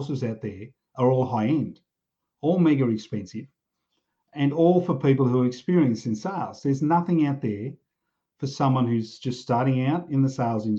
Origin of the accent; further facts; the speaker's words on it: Australia; I grew up in pubs in Australia.